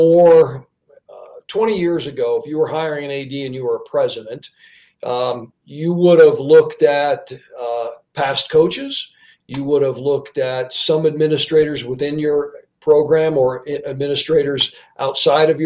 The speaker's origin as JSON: {"language": "English", "region": "the West", "country": "United States", "tie": "born or raised there", "also_born_or_lived": "Pittsburgh / Washington, D.C.", "lives_now": "Wyoming, United States", "said": "I grew up in the West, and I grew up in a college town"}